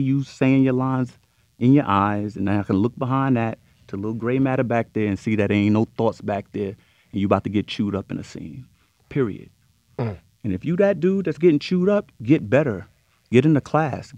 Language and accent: English; New York, United States; I'm from New York